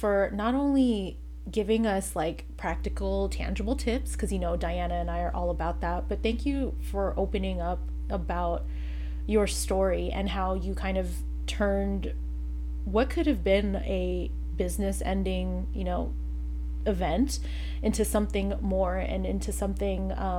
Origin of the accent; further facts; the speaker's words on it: California, United States; I've never been to Alcatraz. Why? Because I'm born and raised in the Bay Area. You know, you don't do the local things.